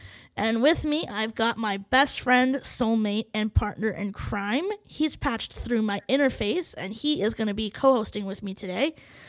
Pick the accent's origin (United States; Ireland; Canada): United States; Arizona; moved away as an adult; also born or lived in Phoenix, Arizona; now in Cincinnati, United States; the lovely Arizona, my home state.